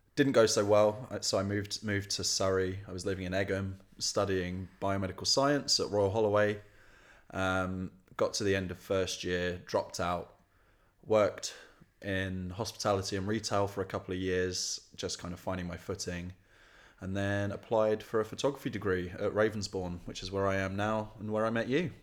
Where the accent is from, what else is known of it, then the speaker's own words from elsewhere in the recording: Tunbridge, South East England, United Kingdom; moved away as an adult; I grew up in Kent, middle of the countryside